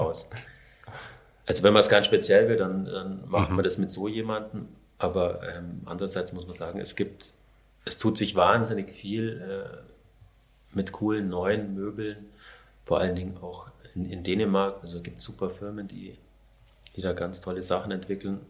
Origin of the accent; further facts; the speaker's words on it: Allgäu, Bavaria, Germany; moved away; da Richtung Allgäu, wo ich herkomme, in Grumbach und da war, war ich an dem Fluss, wo wir immer gefischt haben als Kinder oder Jugendliche